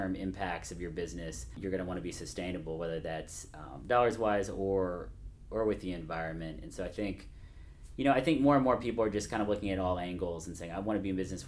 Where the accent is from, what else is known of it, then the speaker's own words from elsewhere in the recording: Nashville, Tennessee, United States; I grew up in Nashville